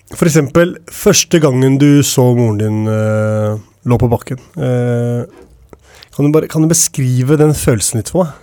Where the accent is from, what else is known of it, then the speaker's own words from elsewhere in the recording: Oslo, Norway; jeg vokste opp ved Tveita